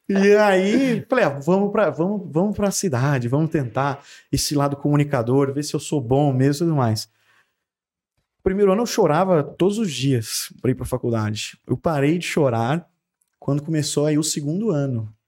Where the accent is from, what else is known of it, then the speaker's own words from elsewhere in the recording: Mato Grosso, Brazil; moved away as an adult; now in Franca, Brazil; sou um mato grossense que vou fazer 10 anos aqui em Franca